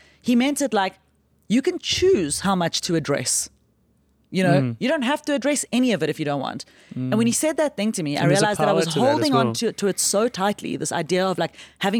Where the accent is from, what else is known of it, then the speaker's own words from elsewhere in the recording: South Africa; So I just say I'm from South Africa and I'm here on a holiday from crime.